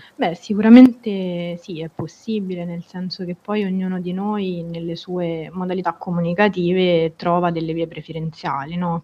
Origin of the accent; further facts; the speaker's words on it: Rome, Lazio, Italy; now in Florence, Italy; Sono romana